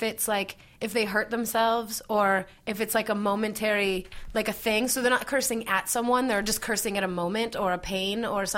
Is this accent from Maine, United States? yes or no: no; Buffalo, New York, United States; now in Los Angeles, United States; But I grew up in Buffalo, so I'm used to snow